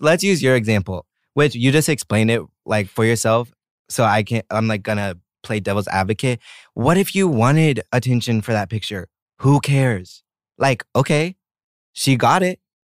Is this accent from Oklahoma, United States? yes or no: yes; Oklahoma, United States; moved away as an adult; also born or lived in Italy; now in South Korea; I grew up in Oklahoma.